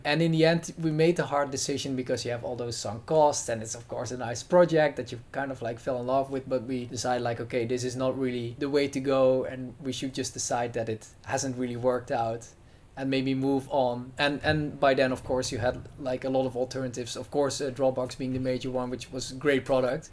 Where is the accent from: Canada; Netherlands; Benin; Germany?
Netherlands; I'm uh, from the Netherlands